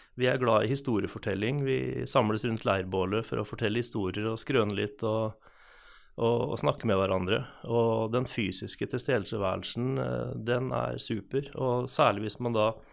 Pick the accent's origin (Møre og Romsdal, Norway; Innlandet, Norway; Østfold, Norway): Østfold, Norway; Hvaler; moved away as an adult; now in Halden, Norway; Jeg er født og oppvokst på Hvaler